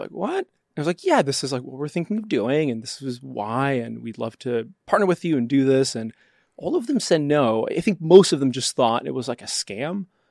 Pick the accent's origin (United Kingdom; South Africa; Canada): Canada; moved away; I'm Canadian